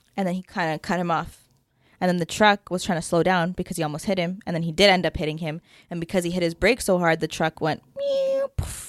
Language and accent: English; Canada